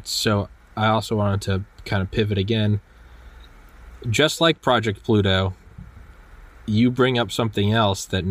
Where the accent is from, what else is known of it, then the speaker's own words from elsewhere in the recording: United States; I'm an American and I love America